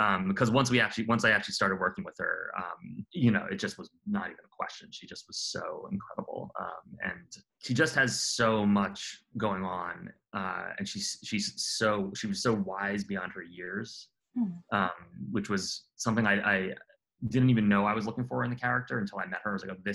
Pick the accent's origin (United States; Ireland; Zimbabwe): United States; New York City, New York; now in New Orleans, United States; I grew up in Queens as a small child